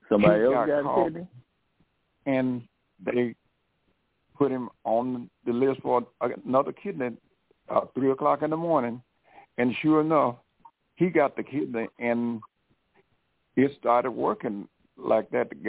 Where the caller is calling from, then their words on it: Detroit, Michigan, United States; I'm I'm calling from Detroit.